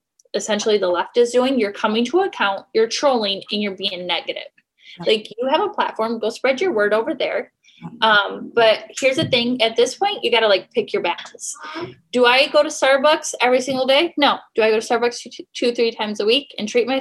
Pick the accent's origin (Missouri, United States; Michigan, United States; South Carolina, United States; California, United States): Michigan, United States; I'm from Michigan